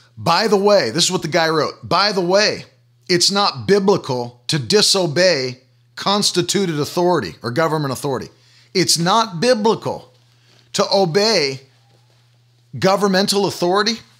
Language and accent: English; United States; as an American